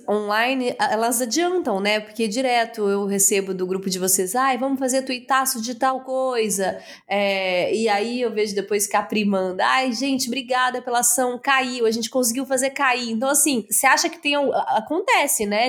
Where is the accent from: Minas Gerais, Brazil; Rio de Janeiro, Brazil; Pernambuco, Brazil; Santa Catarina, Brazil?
Minas Gerais, Brazil; Araguari; moved away; eu sou do interior de Minas Gerais, de Araguari. Saí de lá muito nova